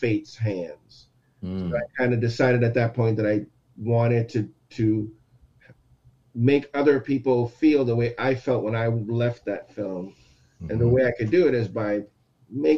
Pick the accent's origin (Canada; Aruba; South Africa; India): Aruba; also born or lived in Texas; now in United States; I'm born in Texas, raised in Aruba.